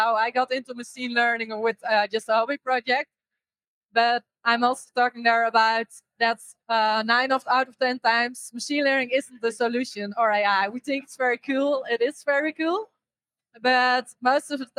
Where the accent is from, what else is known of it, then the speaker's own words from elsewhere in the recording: Netherlands; I'm from the Netherlands